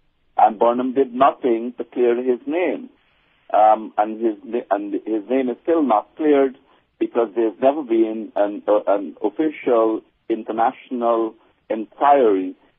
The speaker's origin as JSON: {"language": "English", "country": "Guyana", "tie": "born or raised there", "said": "I mean, I grew up in Guyana as a youth, and I was involved in the anti-apartheid struggle"}